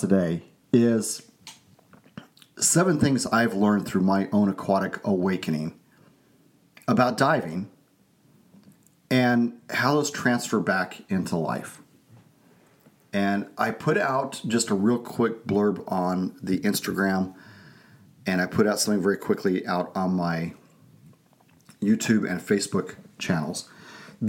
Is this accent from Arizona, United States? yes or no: yes; Arizona, United States; also born or lived in Texas / California; now in Idaho, United States; Growing up in Arizona, here in Idaho